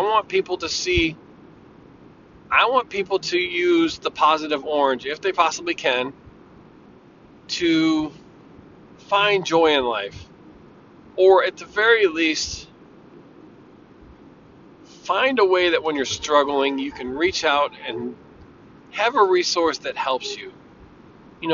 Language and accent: English; Bridgeport, United States; Michael was a friend of mine that I grew up with in Bridgeport.